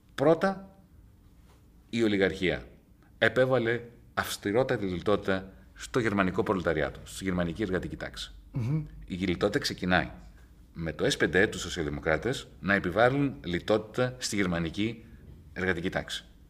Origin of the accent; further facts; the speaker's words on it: Greece; moved away; also born or lived in England; σε, πολύ μικρή ηλικία, όταν έφυγα από την Ελλάδα, το 1977, και πήγα στη, στην Αγγλία